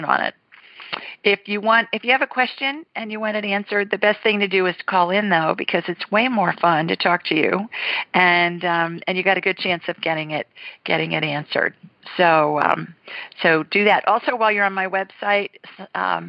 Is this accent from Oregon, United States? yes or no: no; Columbus, Ohio, United States; moved away; 614 is my hometown, Columbus